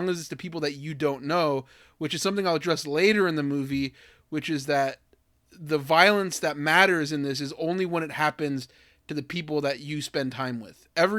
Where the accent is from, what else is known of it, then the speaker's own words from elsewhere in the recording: Tracy, California, United States; I, you know, have been through Southside Stockton. Like, you know, I'm from Southside Tracy.